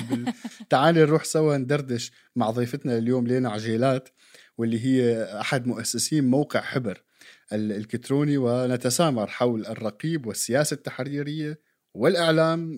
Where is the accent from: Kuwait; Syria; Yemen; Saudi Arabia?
Syria